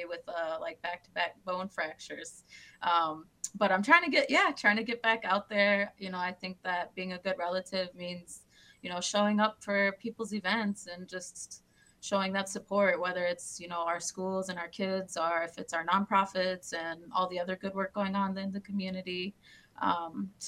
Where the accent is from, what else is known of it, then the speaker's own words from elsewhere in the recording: St. Paul, Minnesota, United States; I was born and raised here in St. Paul, grew up here